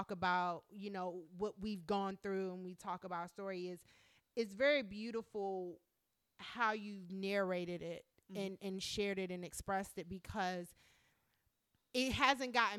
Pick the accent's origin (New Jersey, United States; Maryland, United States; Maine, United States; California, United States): Maryland, United States; Prince George's County; moved away; also born or lived in North Carolina; in Maryland, specifically in PG County where I grew up